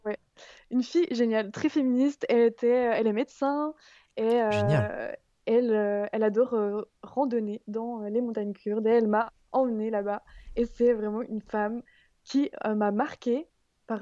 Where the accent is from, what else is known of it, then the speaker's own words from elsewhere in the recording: France; en tant que Française